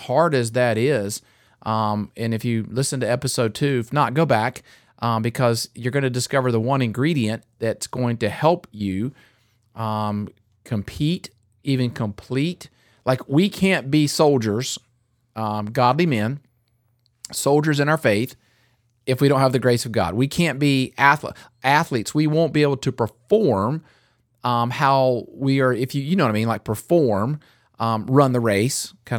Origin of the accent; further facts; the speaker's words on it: North Carolina, United States; I grew up in North Carolina, and just 45 minutes away was like tobacco capital of the world.